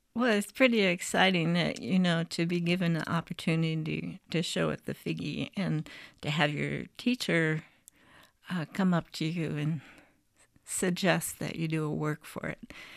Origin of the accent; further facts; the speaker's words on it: Bettendorf, Iowa, United States; this is my hometown. I'm a graduate of Bettendorf High School